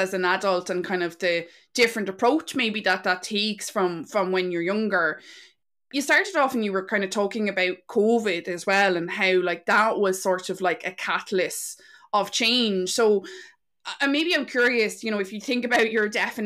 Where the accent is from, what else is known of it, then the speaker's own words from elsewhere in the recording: County Carlow, Ireland; now in Wexford, Ireland; we're originally from Carlow